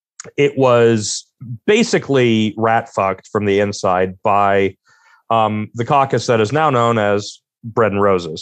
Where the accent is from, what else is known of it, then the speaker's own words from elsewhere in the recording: Chicago, Illinois, United States; I'm from Chicago